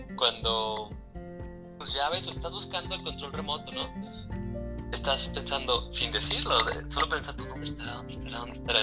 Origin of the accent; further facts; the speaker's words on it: Durango, Mexico; moved away as an adult; also born or lived in Mexico City; now in Querétaro, Mexico; Yo nací en la Ciudad de México, pero después mi familia, mis hermanos y yo nos fuimos a, a Durango. Entonces crecí en Durango hasta los 18 años